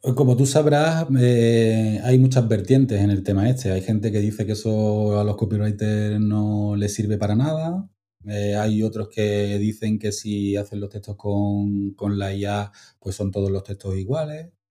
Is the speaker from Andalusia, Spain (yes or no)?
yes; Málaga, Andalusia, Spain; also born or lived in Altea; yo estoy en Málaga